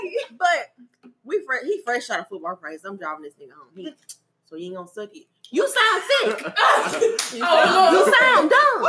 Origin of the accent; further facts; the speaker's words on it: the South, United States; I'm from the South